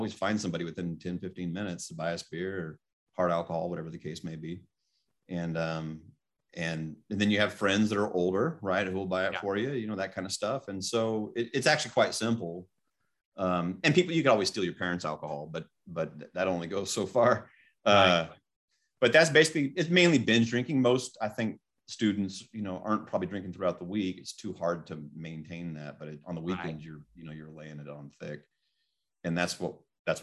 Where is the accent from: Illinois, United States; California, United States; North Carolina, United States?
California, United States; Fresno; also born or lived in Placerville, El Dorado County, California; I was raised in Fresno